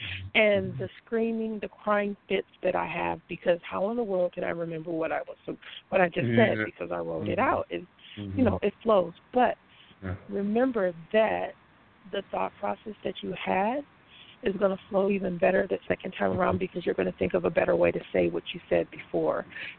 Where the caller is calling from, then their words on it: Bay Area, California, United States; I'm calling from the Bay Area.